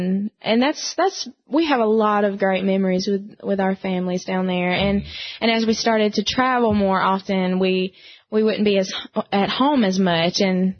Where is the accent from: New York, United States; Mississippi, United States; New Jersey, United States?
Mississippi, United States; Waynesboro; moved away as an adult; now in Nashville, United States; we grew up in South Mississippi. And love it down there. All of our family's down there.